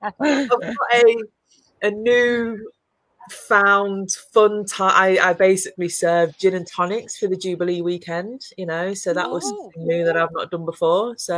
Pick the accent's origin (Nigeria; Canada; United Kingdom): United Kingdom; Leicester, East Midlands; moved away; I'm from Leicester. I'm no longer in Leicester.